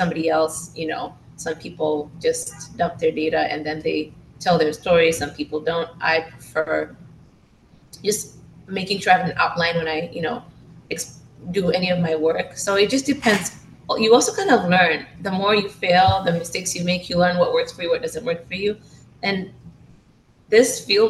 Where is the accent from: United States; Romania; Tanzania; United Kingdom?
Tanzania; I'm from Tanzania